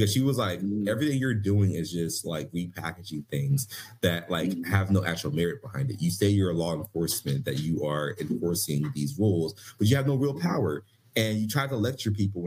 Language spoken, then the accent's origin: English; Philadelphia, Pennsylvania, United States; I'm from Philly